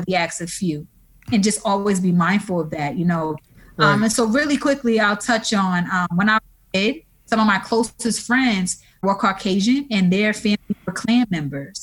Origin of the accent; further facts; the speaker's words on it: New Orleans, Louisiana, United States; So I'm originally from New Orleans, born and raised there.